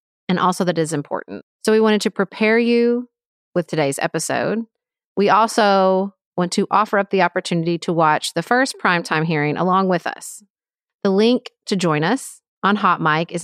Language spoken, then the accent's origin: English; Paducah, Kentucky, United States; from my hometown of Paducah, Kentucky